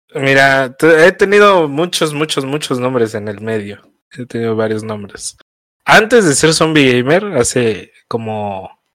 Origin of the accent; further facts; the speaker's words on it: Mexico City, Mexico; also born or lived in Pachuca, Hidalgo; Soy de, de aquí de la Ciudad de México, pero nací en Pachuca. Nací en Pachuca, en Hidalgo, Pachuca. Pero ahí, ahí yo no viví luego, luego, ahí, luego, luego que nací, luego, luego me vine a la Ciudad de México. Y, aquí he vivido toda mi